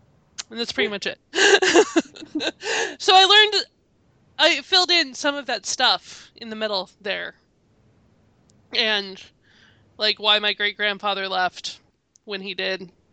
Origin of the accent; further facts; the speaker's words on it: United States; being an American